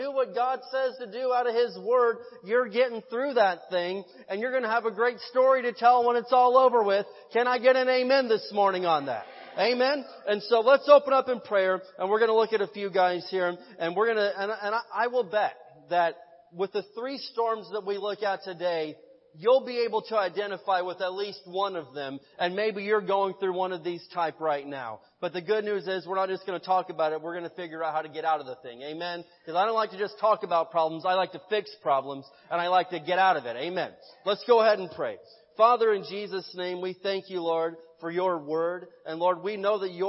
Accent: Midwest, United States; now in Barstow, United States; I grew up in the Midwest, and so we had tornadoes out there.

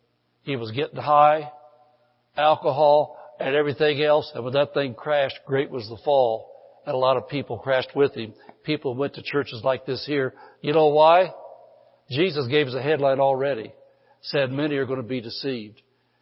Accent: the Bible Belt, United States; now in California, United States; when I came from the Bible Belt to California, I'm a Californian now, so I can talk about California because I am one now.

